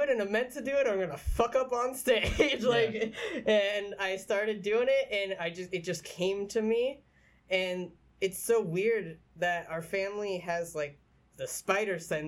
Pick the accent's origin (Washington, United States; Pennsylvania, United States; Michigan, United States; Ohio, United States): Pennsylvania, United States; Pottsville; I grew up in Pottsville